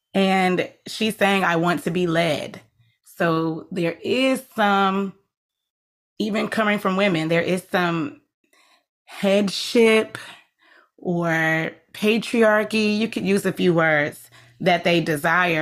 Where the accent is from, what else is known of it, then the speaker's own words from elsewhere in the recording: United States; the history we have experienced in this country as our, as Black people